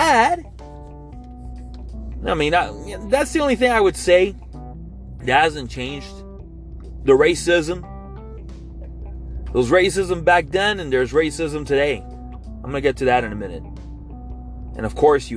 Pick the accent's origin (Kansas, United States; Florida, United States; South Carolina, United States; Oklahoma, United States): Florida, United States; Hialeah; I grew up in the East Hialeah area of Miami-Dade County